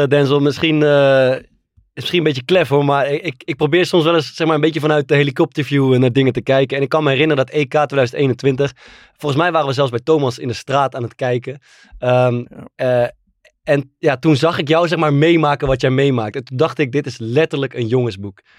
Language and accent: Dutch; Netherlands; ik ben natuurlijk gewoon volledig Nederlands.